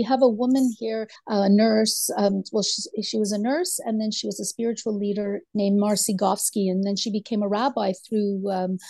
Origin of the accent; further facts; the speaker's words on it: Montreal, Quebec, Canada; now in Kamloops, Canada; I went to private Jewish school growing up in Dollard and felt very Jewish living in Montreal and being very involved in my community.